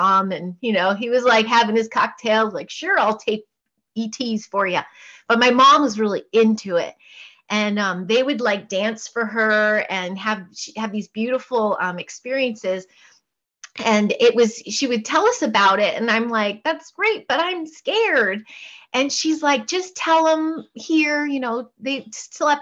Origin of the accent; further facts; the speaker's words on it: Portland, Oregon, United States; also born or lived in Chicago suburbs, Illinois / Houston, Texas; we moved to Portland, Oregon, when I was about 5-6